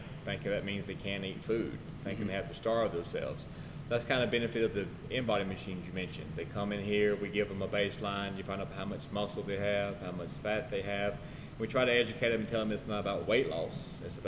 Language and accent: English; Philadelphia, Mississippi, United States; I'm from Philadelphia, Mississippi. I graduated from Neshoba Central in 2001